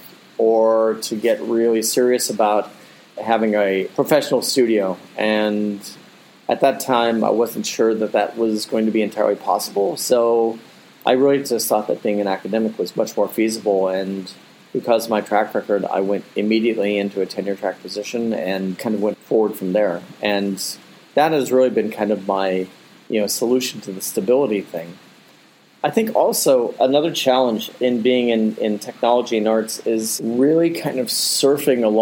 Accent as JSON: {"language": "English", "town": "North Canton", "region": "Ohio", "country": "United States", "tie": "born or raised there", "also_born_or_lived": "Akron, Ohio", "moved": "as an adult", "lives_now": "Abu Dhabi, United Arab Emirates", "said": "I grew up actually in Akron, Ohio, and then North Canton, Ohio"}